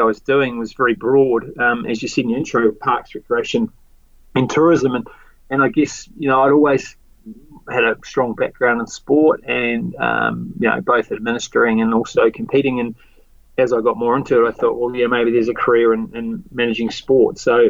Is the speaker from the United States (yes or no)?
no; Otago, New Zealand; Yeah, no, I was very fortunate to grow up in a really community-focused family, Craig.